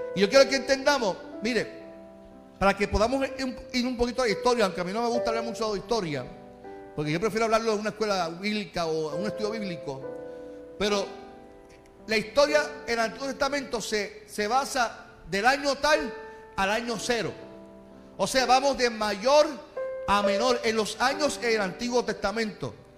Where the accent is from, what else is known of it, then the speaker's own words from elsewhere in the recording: Carolina, Puerto Rico; yo soy de Carolina